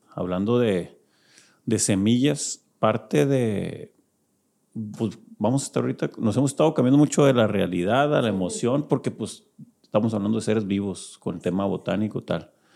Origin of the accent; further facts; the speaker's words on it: Culiacán, Sinaloa, Mexico; somos de Culiacán